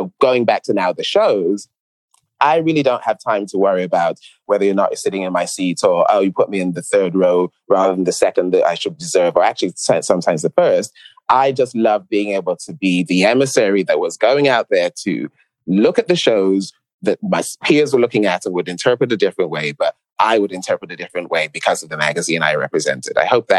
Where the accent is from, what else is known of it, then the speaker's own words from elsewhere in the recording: New York, United States; born there; also born or lived in London; Yes, I was living in London, but I was born in New York.